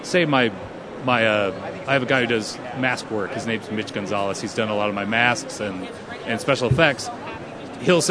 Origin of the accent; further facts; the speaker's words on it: Minnesota, United States; I'm from Minnesota